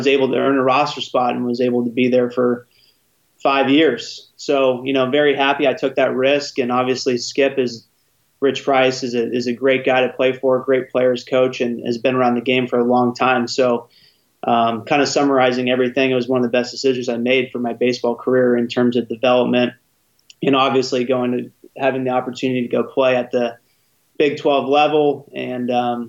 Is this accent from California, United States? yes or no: yes; San Francisco Bay Area, California, United States; also born or lived in Kansas; I grew up here in the San Francisco Bay Area. I currently reside here as well, and grew up in a pretty good baseball area, good talent pool for recruiting.